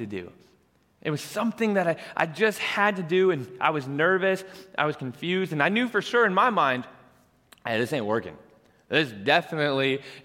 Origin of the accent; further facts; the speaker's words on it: Colorado, United States; moved away as an adult; now in Kearney, United States; I'm born and raised in Colorado